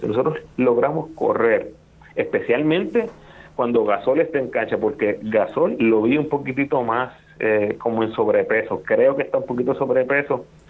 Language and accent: Spanish; Puerto Rico; nosotros como puertorriqueños